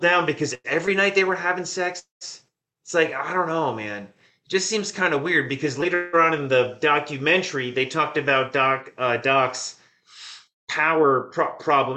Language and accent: English; Sussex County, New Jersey, United States; moved away; I grew up in Sussex County, New Jersey